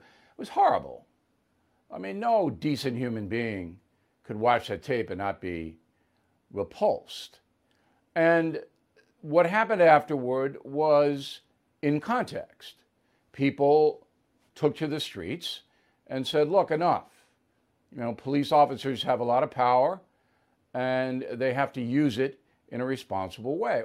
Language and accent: English; United States; I'm standing up for my country